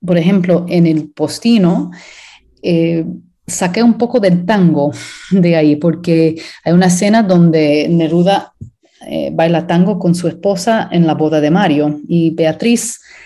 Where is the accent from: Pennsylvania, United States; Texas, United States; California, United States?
Pennsylvania, United States; Pittsburgh; also born or lived in Puerto Rico; me crié en Pittsburgh y eso es donde desarrollé mi carrera